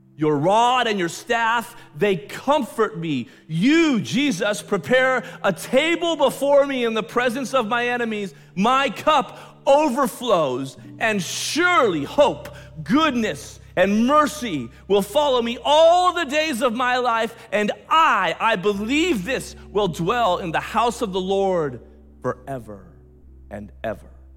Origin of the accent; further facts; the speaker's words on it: United States; I'm an American, I'm a Western, Westerner